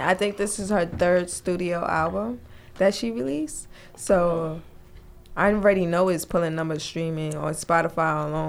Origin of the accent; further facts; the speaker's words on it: New York City, New York, United States; we're the only two born and raised in Brooklyn, New York. We've been here. We come from a Haitian background.